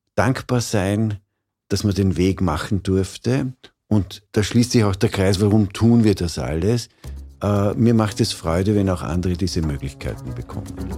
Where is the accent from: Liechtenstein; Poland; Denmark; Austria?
Austria; Vorarlberg; Ich bin in Vorarlberg aufgewachsen